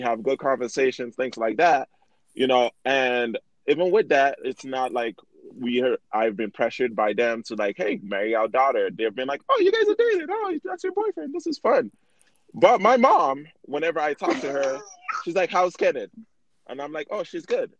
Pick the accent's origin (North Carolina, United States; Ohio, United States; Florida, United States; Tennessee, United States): Florida, United States; Miami; now in Utah, United States; I grew up in Miami